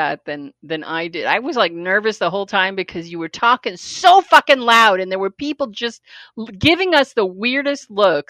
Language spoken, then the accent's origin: English; the Valley, California, United States; I grew up in the Valley in the 80s. I was in high school.